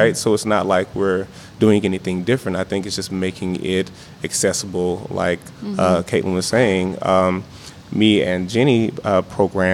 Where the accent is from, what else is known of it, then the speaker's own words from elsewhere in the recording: East St. Louis, Illinois, United States; moved away; I'm from East St. Louis originally.